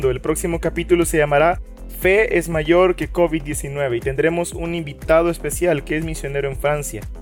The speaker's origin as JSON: {"language": "Spanish", "country": "El Salvador"}